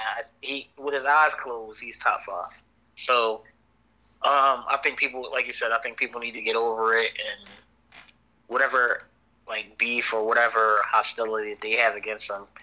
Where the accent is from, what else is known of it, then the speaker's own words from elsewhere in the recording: Philadelphia, Pennsylvania, United States; bro. I'm from Philadelphia, Pennsylvania.